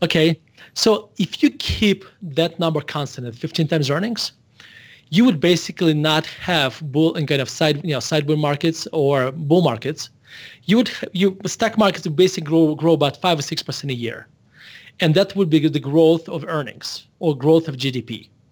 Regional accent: Russia; moved away as an adult; now in Denver, United States; I was born in Russia, and I moved to United States when I was eighteen years old in, uh, nineteen ninety-one.

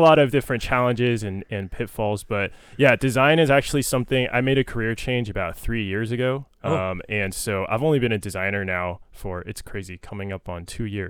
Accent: San Jose, California, United States; I grew up born in San Jose, so not far from here, obviously.

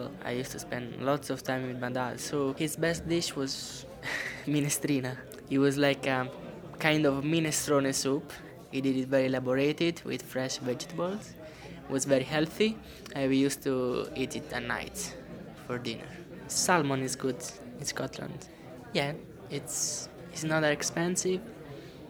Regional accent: Rome, Lazio, Italy; English is a second language; moved away as an adult; now in United Kingdom; I'm from Italy. And I'm from Rome, the capital of Italy

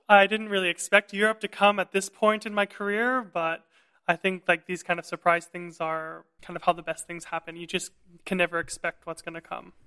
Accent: Vancouver, British Columbia, Canada; moved away as an adult; also born or lived in Montreal, Canada; now in Berlin, Germany; I'm a Chinese-Canadian tenor. and I'm originally from Vancouver, British Columbia.

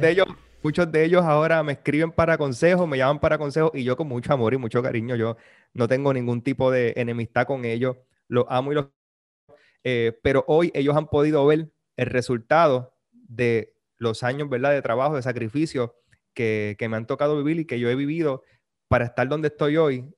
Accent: Puerto Rico; nosotros los puertorriqueños hablamos un montón

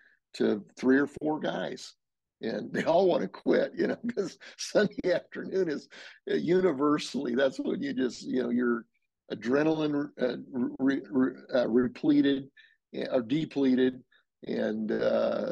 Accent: Denver, Colorado, United States; moved away; we're from Denver. And so I'm back a few times

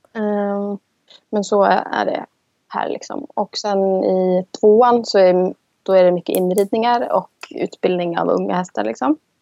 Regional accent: Sweden; moved away as an adult; now in Iceland; Jag som svensk

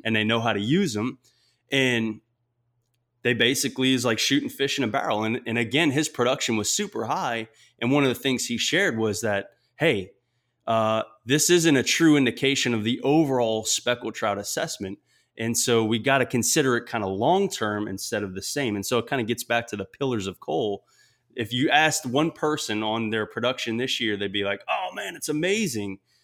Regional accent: South Louisiana, United States; I'm from South Louisiana, and that Louisiana education isn't necessarily the highest nationally

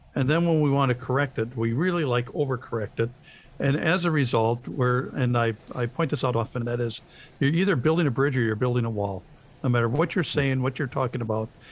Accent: Lake Geneva, Wisconsin, United States; I grew up in Lake Geneva, Wisconsin

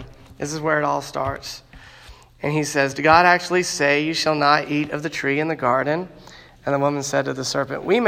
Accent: Chattanooga, Tennessee, United States; I grew up in Chattanooga, Tennessee, because my parents moved there

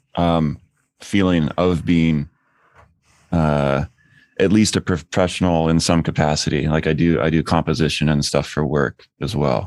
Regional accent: outside of Portland, Oregon, United States; I grew up outside of Portland

